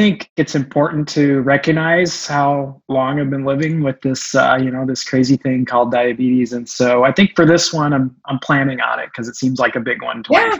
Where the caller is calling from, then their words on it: San Diego, California, United States; I'm in Southern California, in the North County, San Diego area.